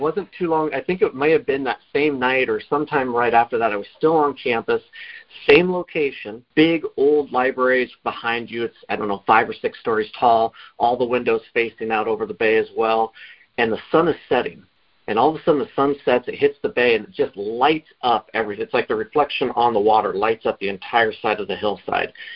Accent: Oregon, United States; moved away as an adult; now in Bellingham, United States; I'm originally from Oregon. I came up here on a on a football scholarship

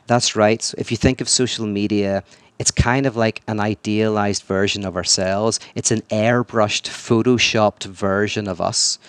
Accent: Northern Ireland, United Kingdom; "Where are you from?" And I said, "Northern Ireland."

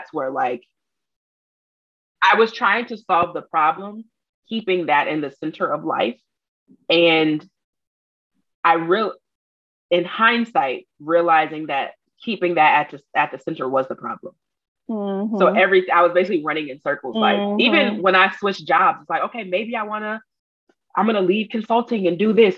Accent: Detroit, Michigan, United States; if you talk to me for more than 10 minutes, you know that I'm from Detroit

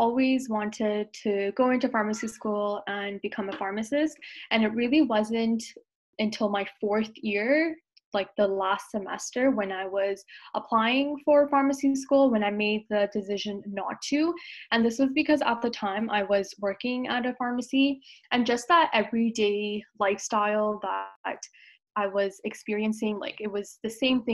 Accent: Toronto, Ontario, Canada; also born or lived in Brampton; I was born and raised in Toronto

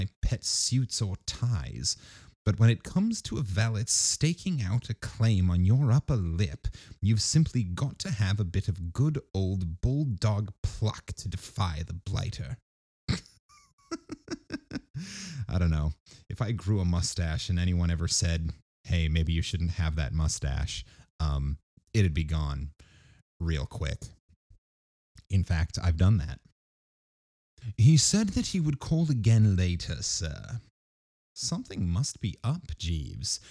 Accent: United States; As an American

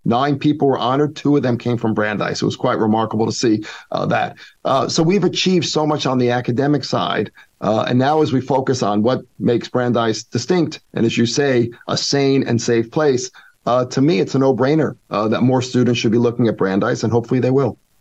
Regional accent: New York, United States; moved away as an adult; also born or lived in Middlebury; now in Boston, United States; as a New Yorker

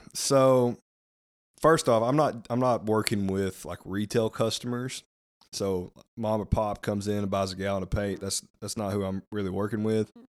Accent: Rabbit Ridge, United States; born and raised in Rabbit Ridge

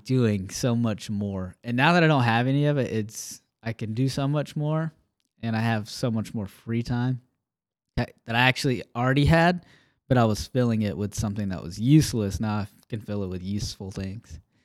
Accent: Alabama, United States; moved away; I grew up in Alabama

